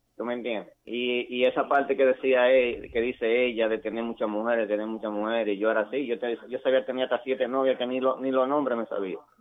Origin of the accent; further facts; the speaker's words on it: Dominican Republic; also born or lived in United States; now in Reading, United States; yo nací aquí en Estados Unidos. Eh, vengo de padre chileno y me crié en la República Dominicana